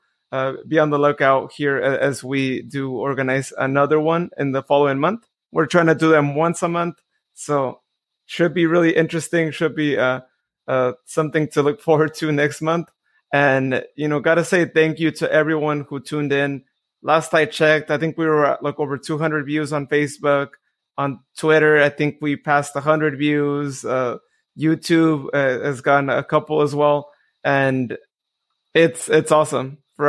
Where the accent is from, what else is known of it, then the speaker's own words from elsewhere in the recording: Modesto, California, United States; I know Joe was actually involved in the Modesto Nuts here locally